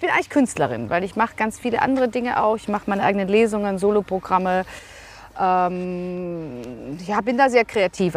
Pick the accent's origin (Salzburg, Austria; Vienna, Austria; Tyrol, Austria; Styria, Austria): Vienna, Austria; moved away as an adult; now in Recklinghausen, Germany; Ich bin Wienerin, waschechte Wienerin, in Wien geboren